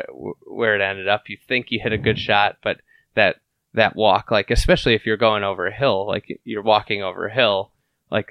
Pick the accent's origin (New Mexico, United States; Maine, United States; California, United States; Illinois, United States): Illinois, United States; Lake Bluff; I grew up in Lake Bluff, so I got to play Shore Acres as a kid.